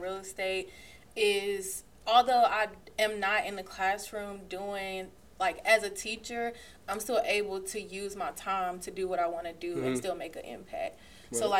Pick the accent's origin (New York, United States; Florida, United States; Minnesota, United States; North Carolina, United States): North Carolina, United States; Burlington; I'm from Burlington, North Carolina, so familiar place